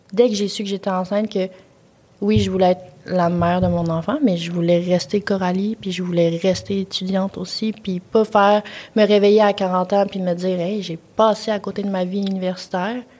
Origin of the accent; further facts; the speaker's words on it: Quebec City, Quebec, Canada; moved away as an adult; moi, je viens de Québec, fait que je vis pas chez mes parents, mes parents sont loin